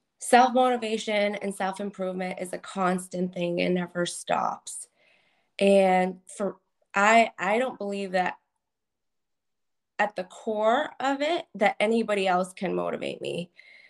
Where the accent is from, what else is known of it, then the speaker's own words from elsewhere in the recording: Methuen, Massachusetts, United States; born there; Sure. So I was born in Methuen, Massachusetts.